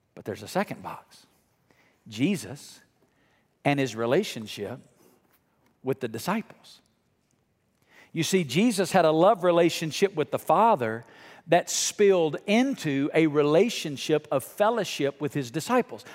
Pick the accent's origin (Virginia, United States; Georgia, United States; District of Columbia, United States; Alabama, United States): Alabama, United States; now in Las Vegas, United States; growing up in Alabama and now living in Las Vegas